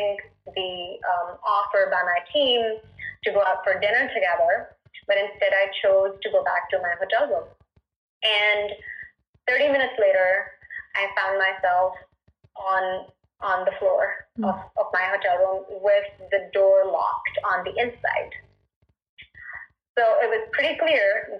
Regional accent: India; I was born and raised in India

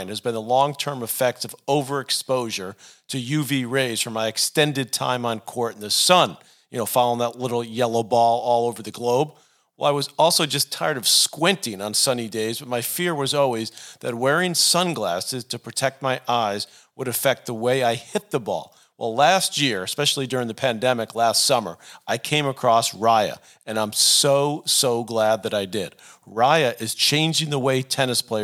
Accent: New York City, New York, United States; Two kids from Queens

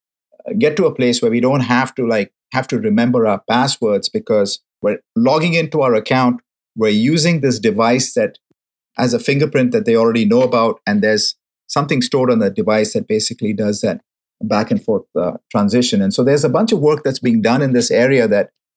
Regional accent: Mumbai, Maharashtra, India; now in San Francisco, United States; Mumbai, my hometown

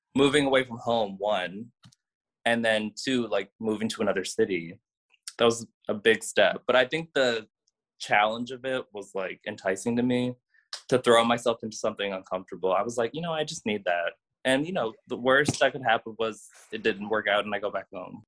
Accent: Cleveland, Ohio, United States; my brothers and I, we were all born and raised in Cleveland

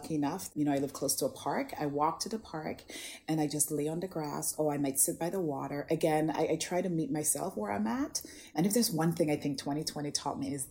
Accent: St. Lucia; now in Toronto, Canada; I grew up in the Caribbean in St. Lucia in a very tiny village called Bas Labowi

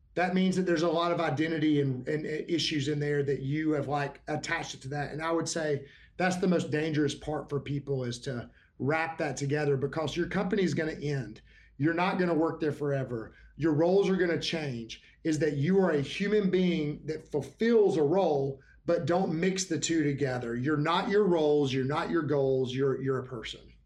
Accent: Alabama, United States; I'm from Alabama

